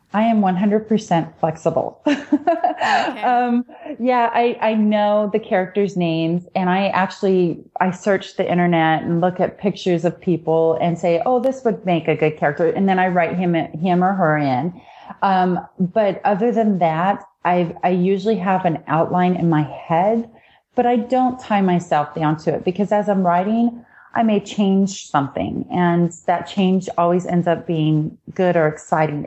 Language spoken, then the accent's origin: English; Washington, United States; I was raised in Washington state on a farm